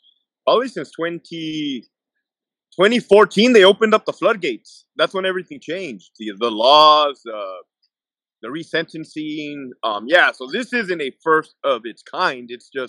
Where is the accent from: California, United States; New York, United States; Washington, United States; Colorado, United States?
California, United States; Brawley; being from a small town, Brawley, California.